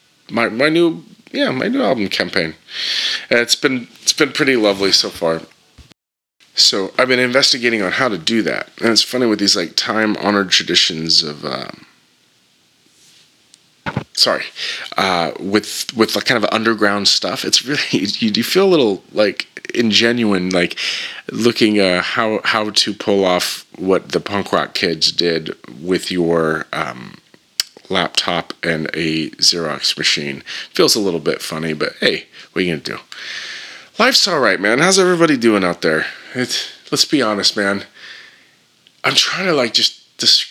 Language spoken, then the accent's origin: English; Northern California, United States; I grew up in Northern California, so we had amazing punk rock